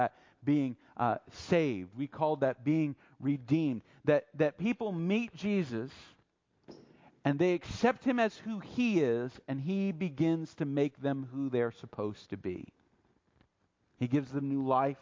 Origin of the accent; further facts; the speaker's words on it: United States; I'm American, I'm a patriot, I love America